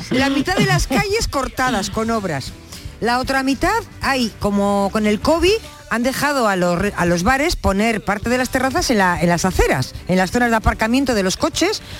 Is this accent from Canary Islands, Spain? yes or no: no; Casariche, Andalusia, Spain; soy de un pueblo de la provincia de Sevilla, en la zona de la Sierra Sur de, de Estepa. Eh, soy de Casariche, y me gusta vivir en los pueblos.